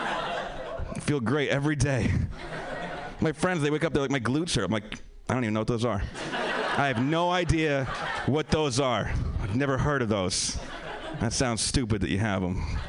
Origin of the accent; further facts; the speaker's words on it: Pennsylvania, United States; also born or lived in New York; now in Los Angeles, United States; I'm from Pennsylvania. I live in L.A. now.